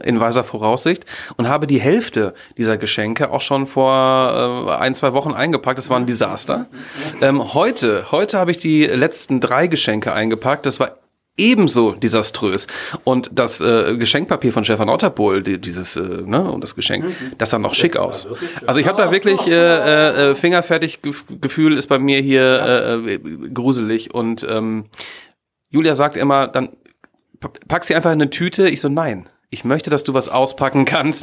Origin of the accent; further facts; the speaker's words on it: Ennepetal, North Rhine-Westphalia, Germany; damals in meiner Jugend in Ennepetal